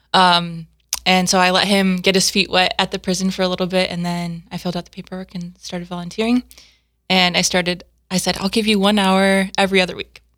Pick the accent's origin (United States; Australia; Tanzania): United States; South Dakota; also born or lived in Steubenville, Ohio; I grew up in Garrettstown, South Dakota.